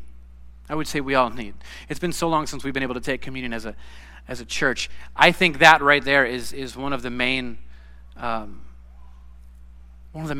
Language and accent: English; United States; I've been raised as an American